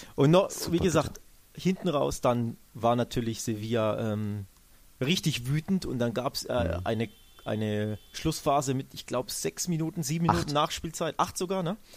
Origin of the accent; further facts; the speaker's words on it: Germany; als Deutscher